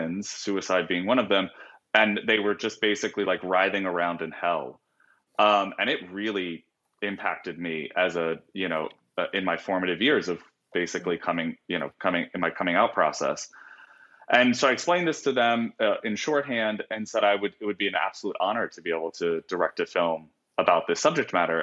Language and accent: English; Virginia Beach, Virginia, United States; moved away as an adult; now in San Francisco, United States; I grew up in Virginia Beach, Virginia, and I literally grew up like a mile and a half from Pat Robertson's Christian Broadcasting Network